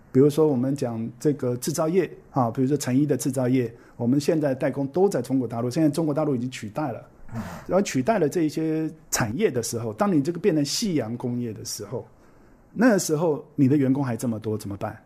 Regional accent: Taiwan; also born or lived in Shanghai; 我们台湾人

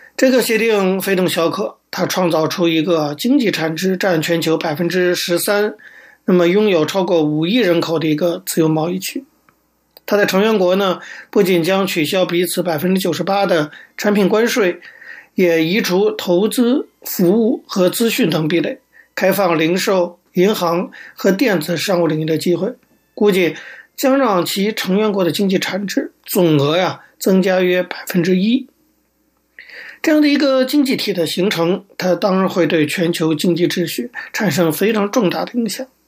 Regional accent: China; 作为一个中国人，我们很关心中国的发展

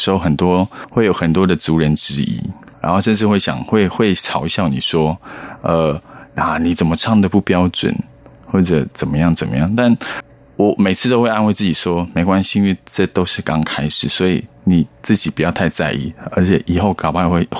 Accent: Taiwan; 可是我真的，我虽然我的老家，我的。我们都是住石板屋，可是我还真的没有发现石板屋上面有天窗。

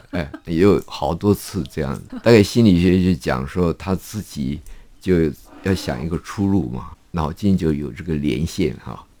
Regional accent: China; now in Taiwan; 因为正好日本人走了嘛，我我们从大陆来的人越来越多了啊

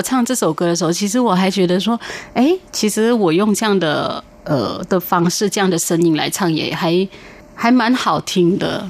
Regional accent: Malaysia; now in Taiwan; 因为我是马来西亚人

